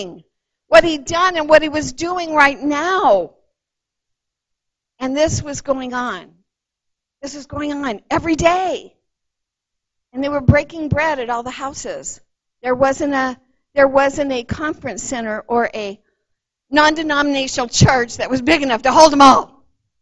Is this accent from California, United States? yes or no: yes; Los Angeles County, California, United States; moved away; I grew up in Los Angeles County